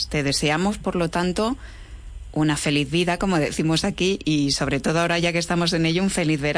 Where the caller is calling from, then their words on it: Ciudad Real, Castilla-La Mancha, Spain; de Ciudad Real, fiel seguidora de Vida Armónica.